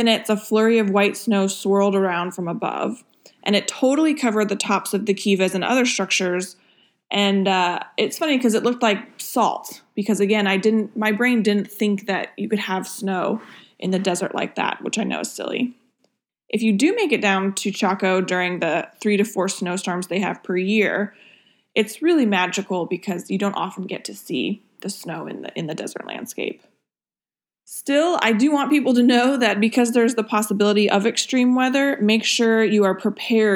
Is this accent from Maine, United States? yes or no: yes; Maine, United States; now in Florida, United States; since I'm from Maine